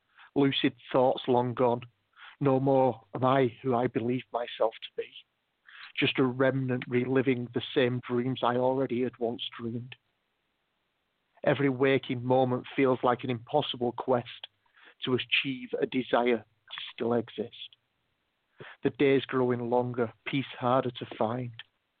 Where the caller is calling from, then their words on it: Wales, United Kingdom; I'm in Wales in the UK and it's 19 minutes past 3 in the morning.